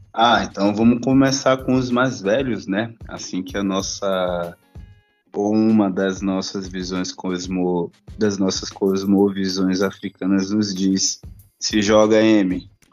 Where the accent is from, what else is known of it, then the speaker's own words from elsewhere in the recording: Salvador, Bahia, Brazil; now in São Paulo, Brazil; um soteropolitano